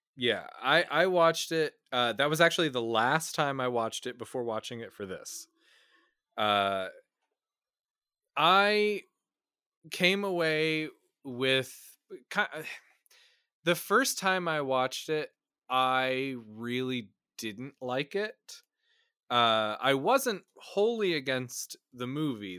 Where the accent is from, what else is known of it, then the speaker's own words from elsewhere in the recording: Midwest, United States; I grew up in the Midwest.